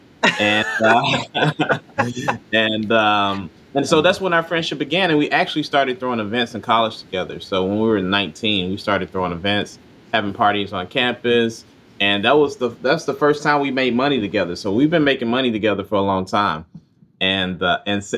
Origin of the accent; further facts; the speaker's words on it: Mississippi, United States; moved away; we're both from Mississippi